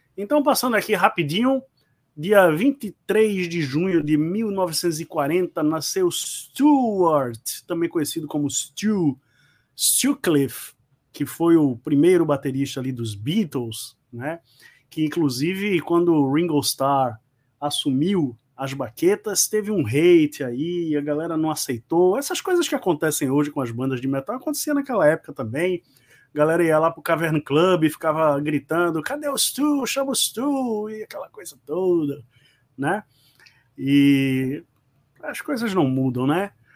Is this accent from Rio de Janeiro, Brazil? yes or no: no; Recife, Pernambuco, Brazil; nós somos um canal nordestino, pernambucano, somos aqui do Recife